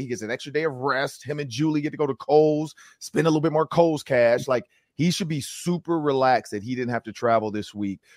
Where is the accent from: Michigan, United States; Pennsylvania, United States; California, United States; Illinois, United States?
Michigan, United States; Detroit; I'm from Detroit, and I play for the Ravens